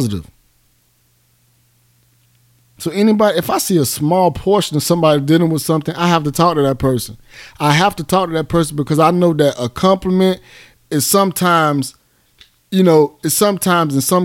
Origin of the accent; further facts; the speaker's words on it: Miami, Florida, United States; now in Atlanta, United States; I'm from Miami. I'm from Goose. I made it out.